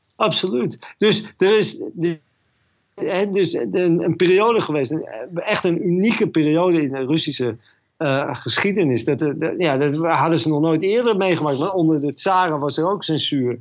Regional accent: Netherlands; moved away as an adult; also born or lived in Moscow; uit Holland

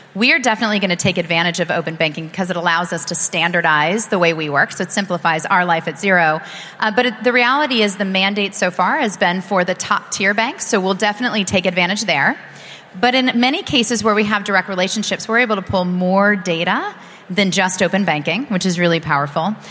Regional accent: United States; as an American

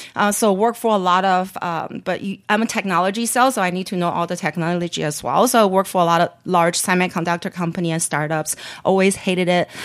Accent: Beijing, China; moved away; also born or lived in San Francisco Bay Area; growing up in Beijing

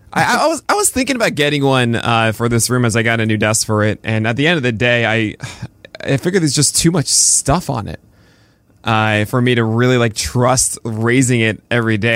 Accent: New York City, New York, United States; we both grew up in, in New York City

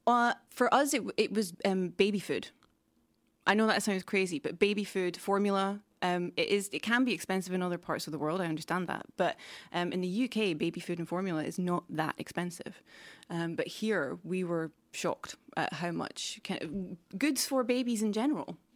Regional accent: United Kingdom; now in Stockholm, Sweden; the U K where I'm from

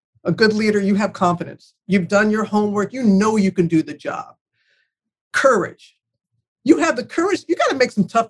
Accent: United States; moved away; the loss of my hometown after Katrina

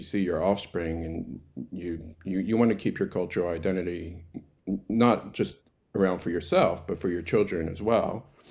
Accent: Baltimore, Maryland, United States; moved away as an adult; now in Tasmania, Australia; I grew up in Baltimore, in America, in a, in a huge Jewish, um, community

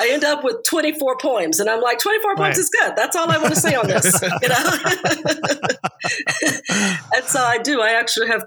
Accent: United States; moved away; I grew up right outside of Washington, D.C.

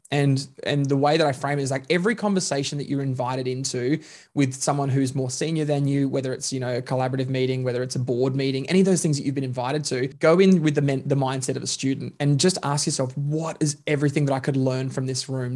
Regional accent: Queensland, Australia; now in Melbourne, Australia; I'm Queenslander by birth, um, Melbourneian by choice

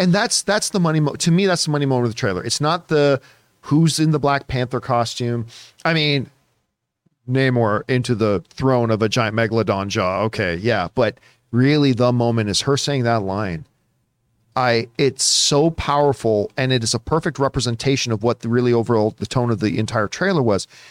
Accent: Canada; as a Canadian

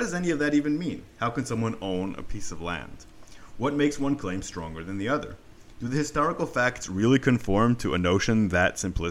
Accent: Jerusalem, Jerusalem District, Israel; I grew up a few minutes from downtown Jerusalem, not far from the old city either

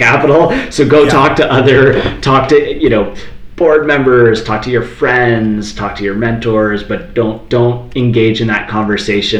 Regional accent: Toronto, Ontario, Canada; now in Calgary, Canada; I'm from Toronto. I moved out to Calgary

